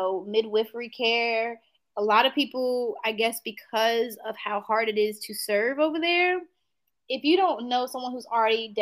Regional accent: Greenville, North Carolina, United States; moved away as an adult; now in Piedmont Triad, North Carolina, United States; I'm from Greenville, North Carolina.

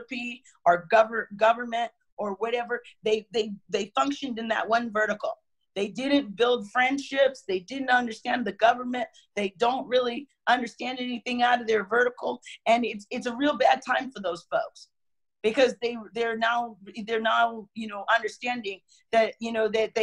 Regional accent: United States; we love being an American

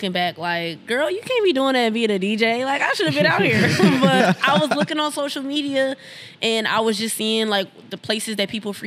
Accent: Milwaukee, Wisconsin, United States; also born or lived in Madison, Wisconsin; I live in Madison, but I'm born and raised in Milwaukee

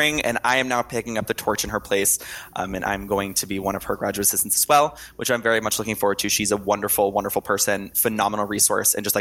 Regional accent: Connecticut, United States; also born or lived in Manhattan / San Diego; I am born in Manhattan and raised in Connecticut.

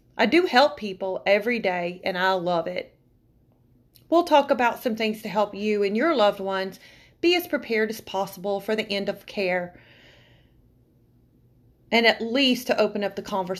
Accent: Alabama, United States; also born or lived in Tennessee / Kentucky; moved around a lot, between Alabama, Tennessee, and Kentucky. I was originally born and raised in Alabama. I spent much of my youth in the Bible Belt

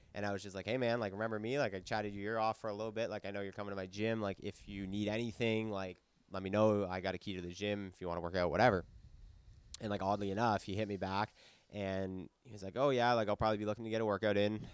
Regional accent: Ottawa, Ontario, Canada; moved away; also born or lived in Halifax; I'm from Ottawa, I was living in Halifax

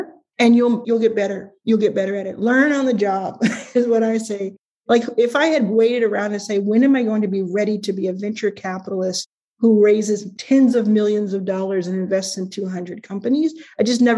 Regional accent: Dallas, Texas, United States; I grew up in Dallas

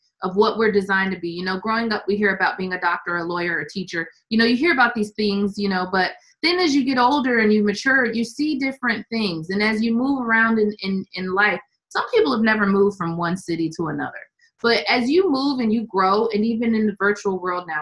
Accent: Syracuse, New York, United States; I grew up in Syracuse

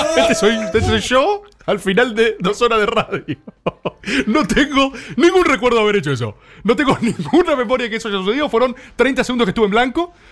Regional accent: Argentina; como gente que vive en este país como argentinos

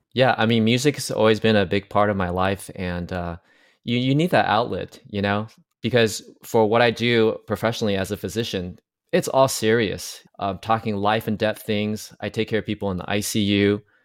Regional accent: Taiwan; now in United States; I'm from Taiwan originally, but I came to the U S

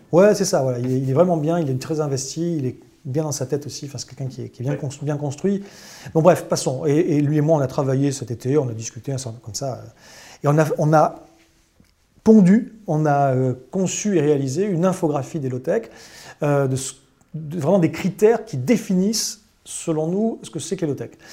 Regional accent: Bordeaux, Nouvelle-Aquitaine, France; moved away; je suis bordelais à l'origine

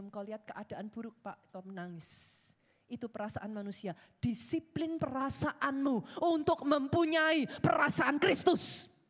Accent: Surakarta, Central Java, Indonesia; Yang orang Solo ketawa, saudara saya orang Solo.

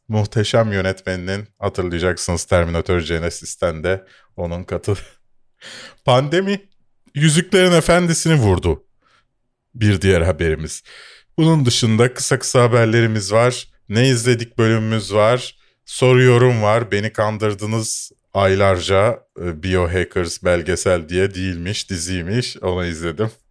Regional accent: Bakırköy, Istanbul, Turkey; also born or lived in Şişli, Istanbul; Doğu Avrupa'dayım çünkü Bakırköylüyüm ve Şişli'de oturuyorum.

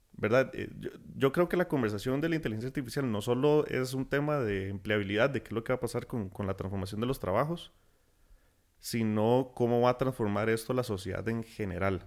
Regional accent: Costa Rica; nosotros como costarricenses

